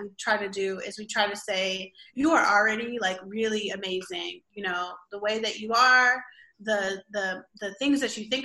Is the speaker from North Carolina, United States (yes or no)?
no; Milwaukee, Wisconsin, United States; Growing up in Milwaukee and like not having any money, I didn't know that we were poor